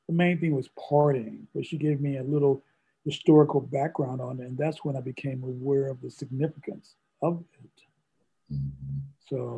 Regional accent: St. Louis, Missouri, United States; moved away; I'm originally from St. Louis, and I lived in an all-Black neighborhood in an all-Black elementary school

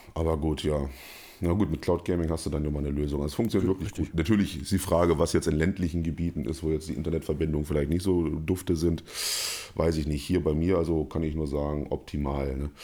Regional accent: Germany; als Deutscher

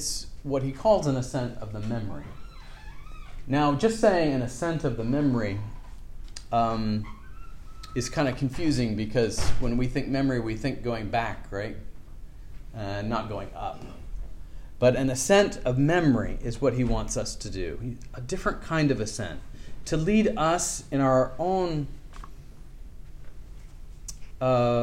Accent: Seattle, Washington, United States; I grew up in Seattle, and part of my family was from Victoria, British Columbia

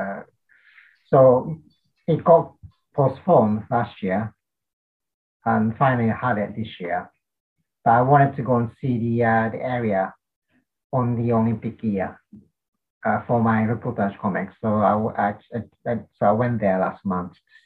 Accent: Tokyo, Japan; English is a second language; moved away as an adult; also born or lived in England; now in United Kingdom; I'm from Tokyo, but because of the COVID, I'm avoiding staying at my mother's house

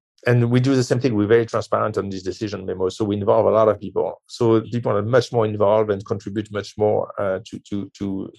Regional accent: France; I'm from France

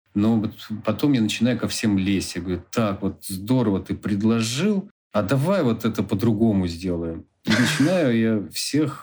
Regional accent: Khanty-Mansiysk, Khanty-Mansi Autonomous Okrug, Russia; В Ханты-Мансийске, в моем родном городе

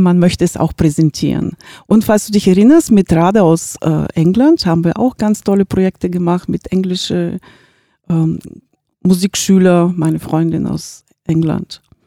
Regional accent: Bulgaria; now in Gifhorn, Germany; ich, äh, lebe in Gifhorn seit, ähm, fast dreißig Jahre und, ähm, bin gebürtig aus Bulgarien

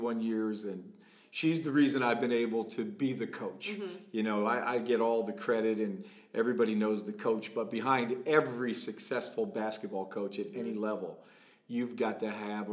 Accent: Allentown, Pennsylvania, United States; I grew up in Allentown, PA

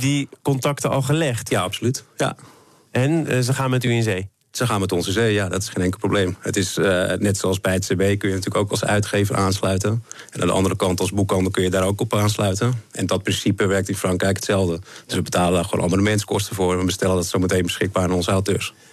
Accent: Netherlands; wij zijn als Nederlander

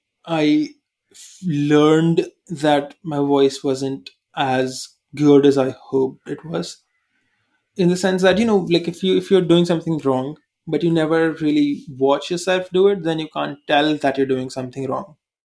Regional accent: India; accent: Indian; English is a second language; the Indian accent is completely normal in India. So Indians think my accent, what I'm doing, is trying to be fake and, trying to act like I'm American when I'm not.

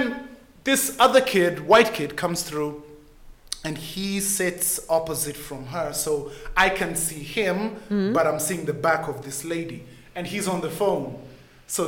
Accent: Kenya; I'm born and raised in Kenya

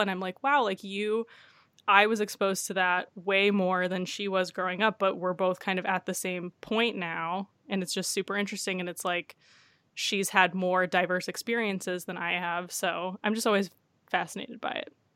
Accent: Detroit, Michigan, United States; I grew up in a suburb of Detroit, so it wa, I grew up in the Metro Detroit area

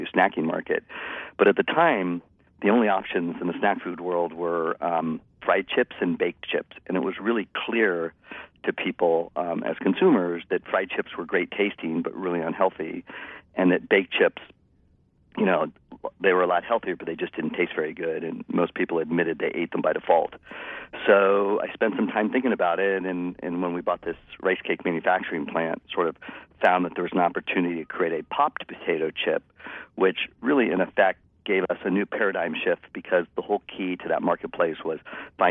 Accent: San Francisco Bay Area, California, United States; I'm a native of the Bay Area. So I grew up in the San Francisco Bay Area and never left

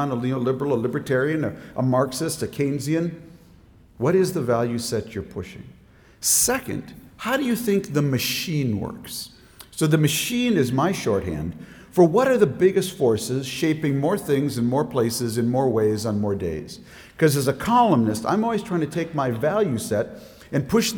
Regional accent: Minnesota, United States; now in Washington, D.C., United States; the time and place where I grew up in Minnesota

